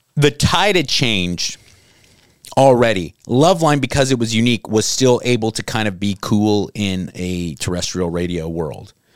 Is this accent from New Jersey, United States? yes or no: no; Southern California, United States; I grew up in Southern California